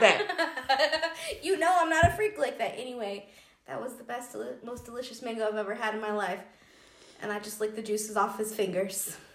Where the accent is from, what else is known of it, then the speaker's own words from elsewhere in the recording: Georgia, United States; moved away; I'm from Georgia